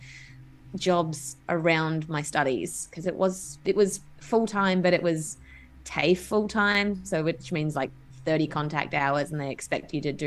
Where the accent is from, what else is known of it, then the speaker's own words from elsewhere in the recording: Adelaide, South Australia, Australia; moved away as an adult; also born or lived in Melbourne; so I'm originally from Adelaide. And when I moved to Melbourne